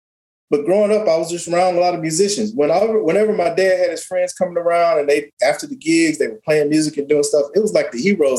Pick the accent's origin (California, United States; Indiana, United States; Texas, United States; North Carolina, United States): Texas, United States; Beaumont; I grew up in Beaumont, Texas.